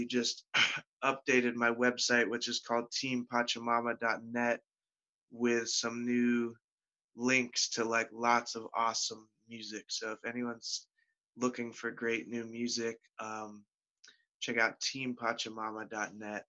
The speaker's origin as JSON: {"language": "English", "town": "Pittsburgh", "region": "Pennsylvania", "country": "United States", "tie": "born or raised there", "said": "I live in Pittsburgh. I grew up in Pittsburgh"}